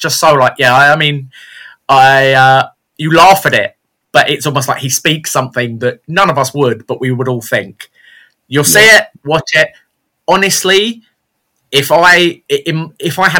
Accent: United Kingdom; we're British

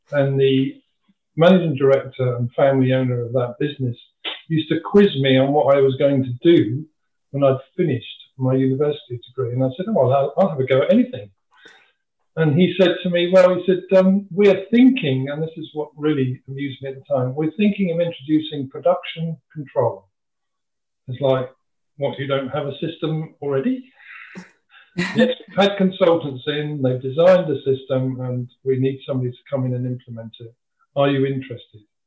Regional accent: Dover, South East England, United Kingdom; I was born and bred in Dover

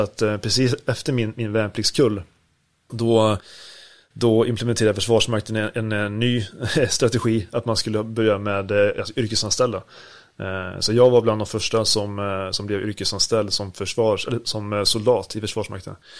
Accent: Sweden; hemma i Sverige

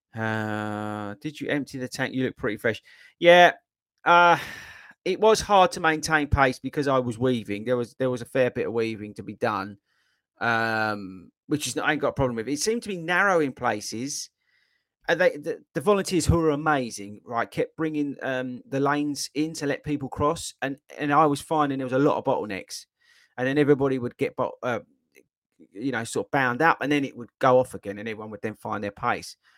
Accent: Essex, East of England, United Kingdom; I'm from Essex. Well, I wasn't born in Essex, but I was dragged up in Essex

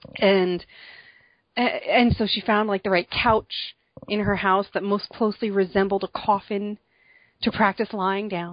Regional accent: New Jersey, United States; I am from New Jersey

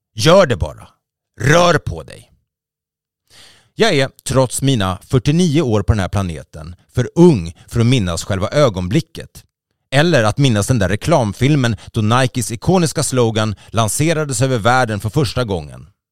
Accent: Sweden; vi svenskar

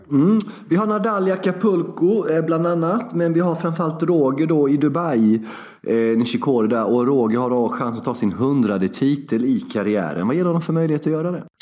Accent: Sweden; jag är svensk.

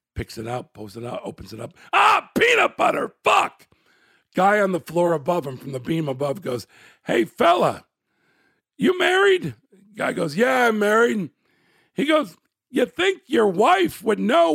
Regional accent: Chicago, Illinois, United States; I was born in Chicago, Illinois

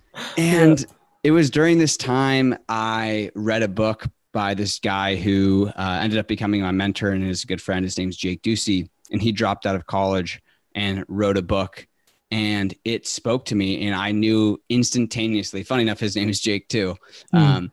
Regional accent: San Diego, California, United States; I'm from San Diego, California. And I grew up in a community where it's work hard

